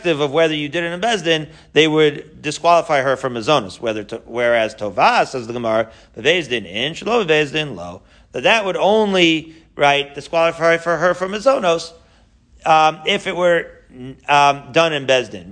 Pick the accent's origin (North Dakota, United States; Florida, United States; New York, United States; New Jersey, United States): New York, United States; Merrick; I grew up in Merrick, Long Island